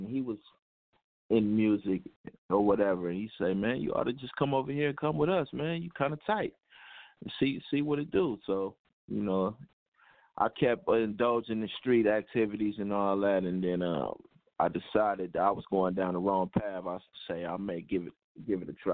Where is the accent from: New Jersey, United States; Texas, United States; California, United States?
California, United States; Oakland; also born or lived in Fresno, California; where I grew up at in East Oakland, I was born in Fresno, but that was by way of my mom just traveling